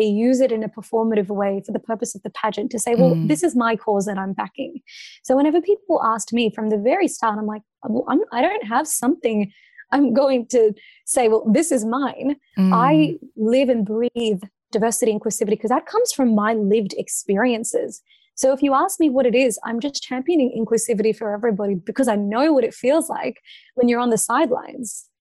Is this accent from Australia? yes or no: yes; Australia; I've never been more proud to be Australian